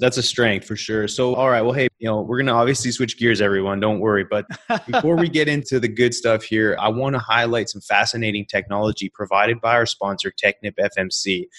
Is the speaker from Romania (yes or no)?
no; Canada; for me being Canadian, I mean, growing up Canadian is obviously a lot different than growing up in New York